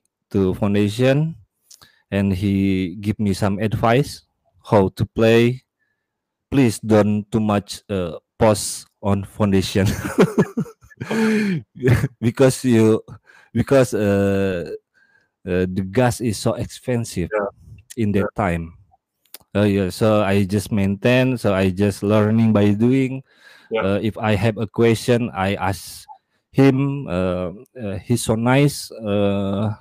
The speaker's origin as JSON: {"language": "English", "country": "Indonesia", "said": "I'm from Indonesia"}